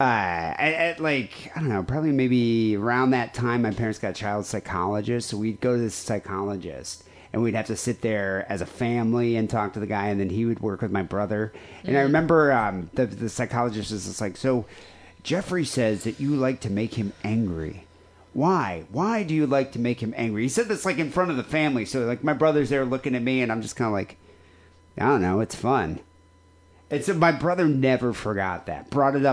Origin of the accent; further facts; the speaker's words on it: South Africa; now in United States; I grew up in South Africa